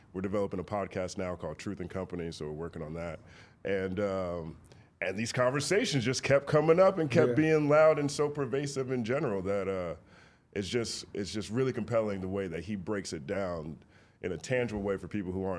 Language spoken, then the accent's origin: English; the South, United States; now in Los Angeles, United States; I grew up in the South. You know, I've got a two-parent household